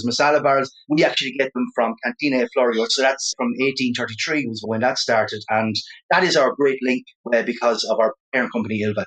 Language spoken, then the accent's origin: English; Ireland; I'm from Ireland.